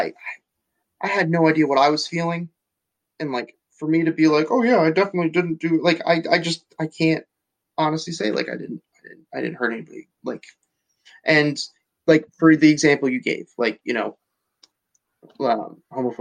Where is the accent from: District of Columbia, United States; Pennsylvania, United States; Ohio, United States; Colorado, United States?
Pennsylvania, United States; Nazareth; moved away as an adult; also born or lived in Reading, Pennsylvania; I came from Nazareth, went to a, like very wealthy, like I went to school, like college with very wealthy people